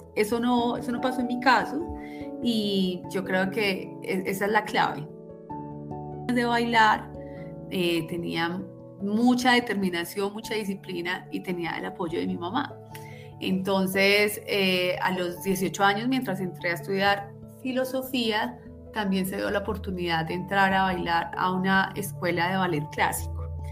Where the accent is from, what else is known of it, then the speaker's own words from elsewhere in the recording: Manizales, Caldas, Colombia; moved away as an adult; Viví en Manizales hasta los 24 años